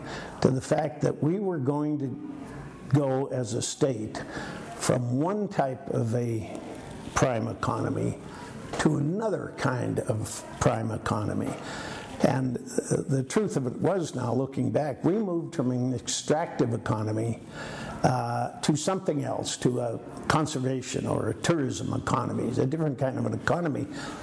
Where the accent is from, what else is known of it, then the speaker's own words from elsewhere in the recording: Butte, Montana, United States; growing up in Butte